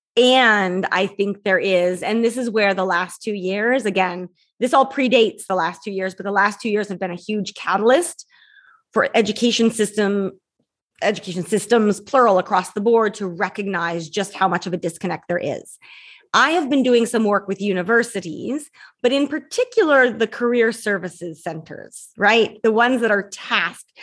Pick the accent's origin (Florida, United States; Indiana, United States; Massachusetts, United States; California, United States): California, United States; San Francisco; I was born and raised in San Francisco